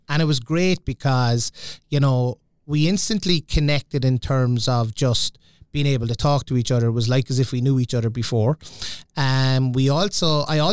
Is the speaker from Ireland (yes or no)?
yes; Cork, Munster, Ireland; moved away as an adult; now in Minneapolis, United States; I was born and raised in Cork